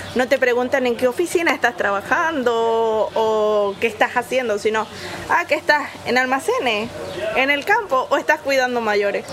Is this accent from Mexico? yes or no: no; Venezuela; moved away as an adult; now in Torre Pacheco, Spain; vengo de Venezuela